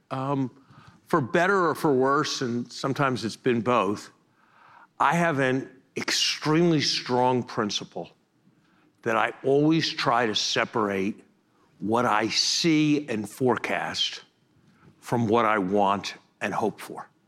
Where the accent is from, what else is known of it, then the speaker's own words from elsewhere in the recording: Uganda; I'm from Uganda in Africa.